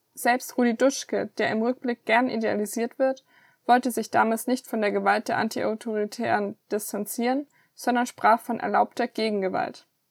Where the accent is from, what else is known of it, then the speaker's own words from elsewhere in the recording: Southern Germany, Germany; als Süddeutsche